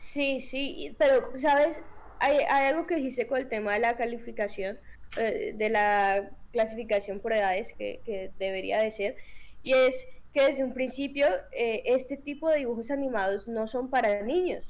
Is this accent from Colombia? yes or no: yes; Colombia; como buenos colombianos